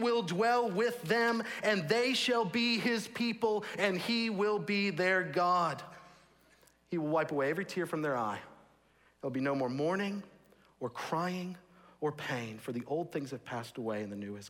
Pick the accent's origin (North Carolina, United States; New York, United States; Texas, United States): Texas, United States; also born or lived in St Andrews, Scotland; I grew up in Texas.